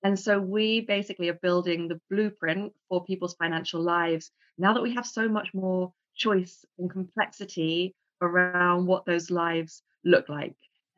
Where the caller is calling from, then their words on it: London, United Kingdom; I am in sunny London.